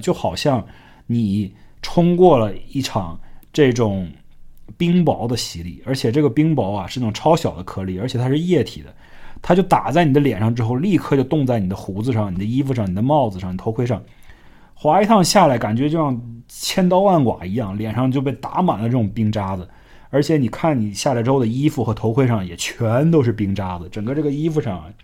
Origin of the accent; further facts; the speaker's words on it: Northeast China, China; now in United States; 我们这种在东北长大的小孩儿